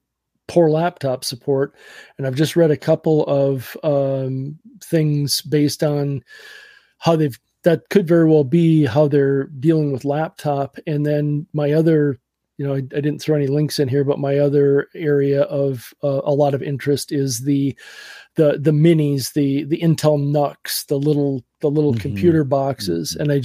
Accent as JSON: {"language": "English", "region": "Wisconsin", "country": "United States", "tie": "born or raised there", "said": "I grew up in Western Wisconsin."}